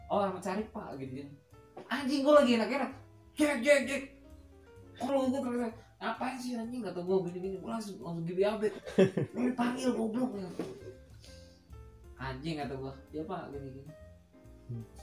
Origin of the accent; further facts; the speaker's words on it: Semarang, Central Java, Indonesia; gue kan asli Semarang aslinya